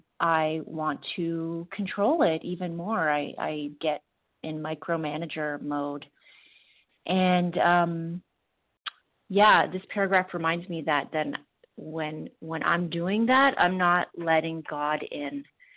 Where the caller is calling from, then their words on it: Ontario, Canada; I'm calling from Ontario, Ontario, Canada.